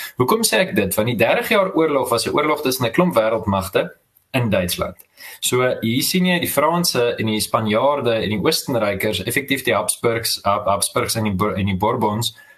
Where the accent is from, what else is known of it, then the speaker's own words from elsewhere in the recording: South Africa; die ontsettende slegte geskiedenisonderrig wat ons in Suid-Afrikaanse skole gekry